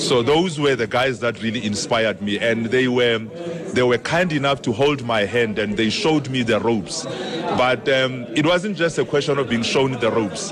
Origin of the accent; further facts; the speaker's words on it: Pretoria, Gauteng, South Africa; I was from Pretoria